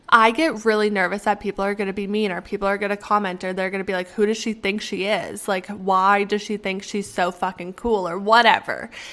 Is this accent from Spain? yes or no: no; Canada; moved away; because I'm Canadian.